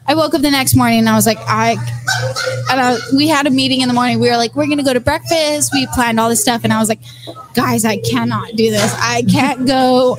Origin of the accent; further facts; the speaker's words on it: the Valley, Texas, United States; I'm actually from the Valley, where 5x5 is brewed.